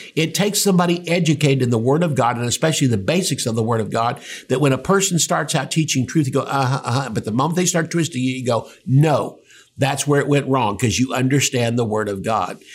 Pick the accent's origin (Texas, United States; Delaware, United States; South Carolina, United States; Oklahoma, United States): Oklahoma, United States; Tulsa; I was from Tulsa